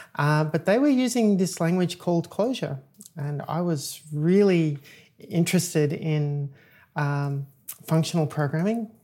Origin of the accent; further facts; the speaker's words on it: Australia; moved away as an adult; also born or lived in Chicago, United States; now in United States; I'm an Australian software engineer. I moved to the United States twelve, sorry, um, seventeen years ago.